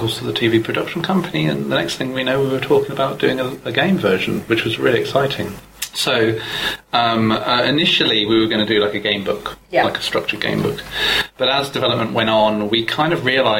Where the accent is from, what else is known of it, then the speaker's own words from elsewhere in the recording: Oakley, South East England, United Kingdom; I grew up just outside Oxford